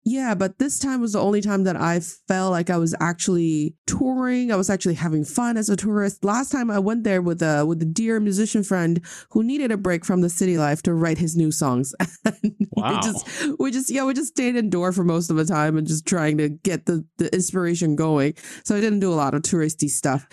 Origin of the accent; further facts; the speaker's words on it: Changchun, Jilin, China; moved away; In my hometown in Changchun